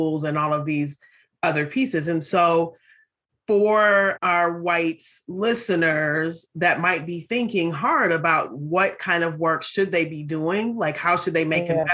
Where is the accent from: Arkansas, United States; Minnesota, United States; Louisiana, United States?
Minnesota, United States; Minneapolis; I grew up in North Minneapolis, which is a predominantly Black community.